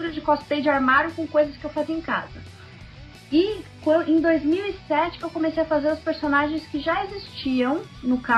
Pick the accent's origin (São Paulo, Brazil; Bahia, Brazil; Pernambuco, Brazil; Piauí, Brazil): São Paulo, Brazil; paulistana, faço cosplay desde 2003, mas vou aos eventos desde 99. Tenho 28 anos.